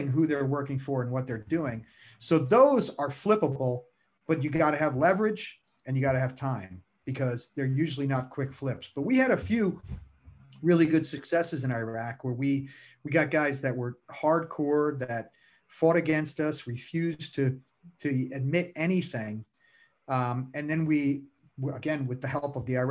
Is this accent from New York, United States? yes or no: yes; New York, United States; also born or lived in Bronx; I grew up in New York, lived in the Bronx for years